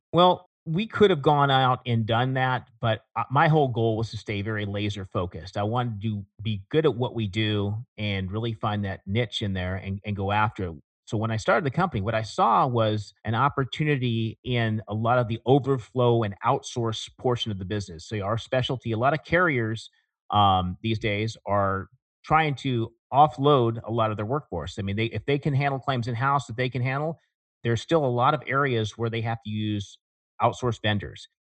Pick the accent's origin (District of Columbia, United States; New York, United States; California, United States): California, United States; Porterville; I was in Central California. I came from, uh, a town called Porterville, which is, uh, in between Fresno and Bakersfield.